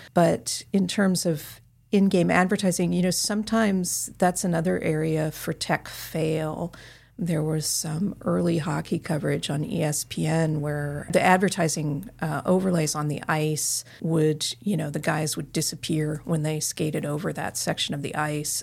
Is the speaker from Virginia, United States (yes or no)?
no; Carbondale, Illinois, United States; now in Southern California, United States; my hometown arena in Carbondale, Illinois